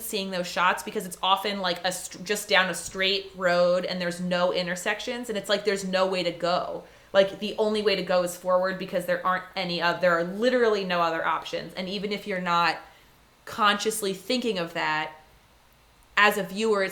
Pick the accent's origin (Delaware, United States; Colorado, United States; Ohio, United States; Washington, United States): Delaware, United States; Wilmington; I grew up in Wilmington, Delaware